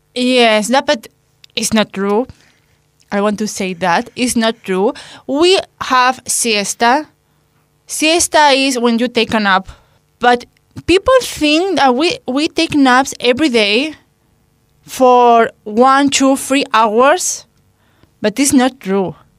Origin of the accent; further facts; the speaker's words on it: Spain; English is a second language; moved away as an adult; now in Hungary; in my hometown, we have this fame that we aren't friendly, okay, we are friendly, but maybe in other parts of Spain, they are more friendly than us